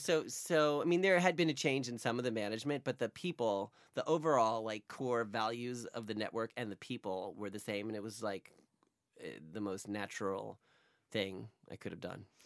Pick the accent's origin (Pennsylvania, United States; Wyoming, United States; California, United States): Pennsylvania, United States; near the Poconos; now in New York, United States; in the Poconos